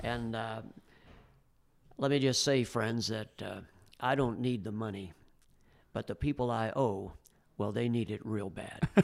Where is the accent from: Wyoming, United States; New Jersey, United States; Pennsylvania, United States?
Pennsylvania, United States; Bradford; now in Pittsburgh, United States; as a kid growing up in Bradford, Pennsylvania